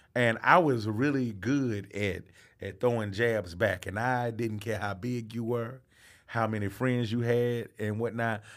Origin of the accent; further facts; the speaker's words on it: Atlanta, Georgia, United States; also born or lived in Albany, Georgia; I was born in Albany, Georgia. That's three hours outside of Atlanta, Georgia. And I, I lived there on, on a farm until I was seven years old and moved to Atlanta